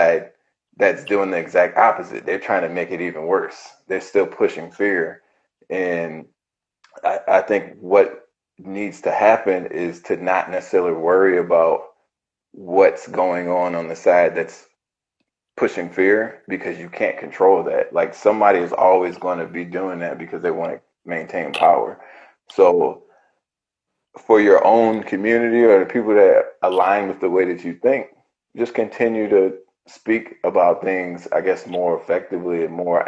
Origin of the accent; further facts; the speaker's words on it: United States; as an American